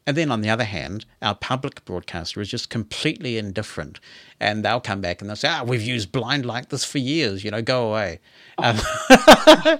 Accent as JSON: {"language": "English", "country": "New Zealand", "said": "I'm a New Zealander"}